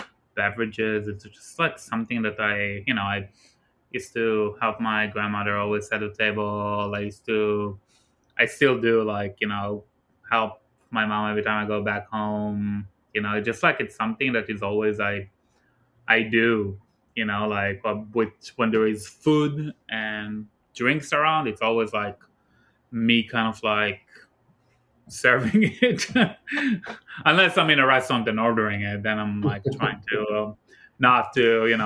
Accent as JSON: {"language": "English", "country": "Israel", "tie": "born or raised there", "moved": "as an adult", "lives_now": "New York, United States", "said": "my hometown back in Israel."}